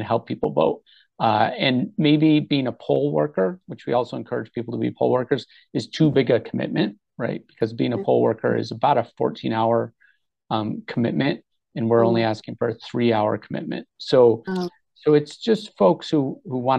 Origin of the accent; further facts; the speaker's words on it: New York, United States; now in Rhode Island, United States; I'm not a native Rhode Islander. I grew up in New York.